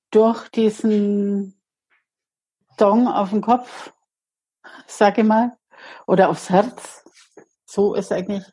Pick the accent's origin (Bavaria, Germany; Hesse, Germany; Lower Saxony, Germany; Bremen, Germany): Bavaria, Germany; bei uns in Bayern